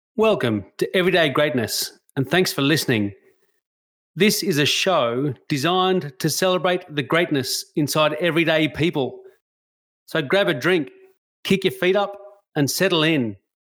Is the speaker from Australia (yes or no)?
yes; Australia; As a white Australian